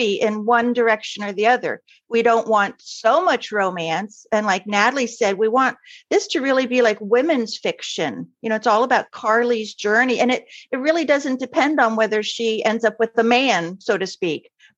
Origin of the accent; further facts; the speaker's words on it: Miami, Florida, United States; I grew up in Miami